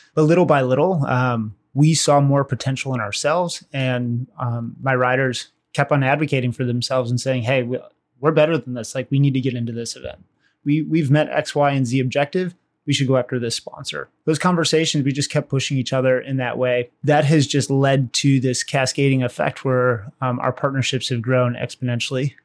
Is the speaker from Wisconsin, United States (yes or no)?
yes; Waukesha, Wisconsin, United States; I'm from Wisconsin, uh, Waukesha, Wisconsin